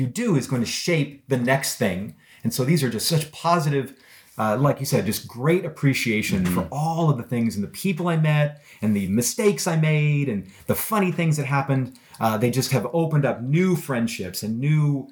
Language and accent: English; United States; also born or lived in Korea; You grow up as an American